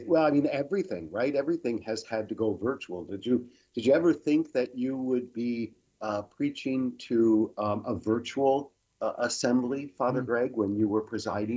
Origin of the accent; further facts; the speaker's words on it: Michigan, United States; moved away as an adult; now in Chicago, United States; In Michigan.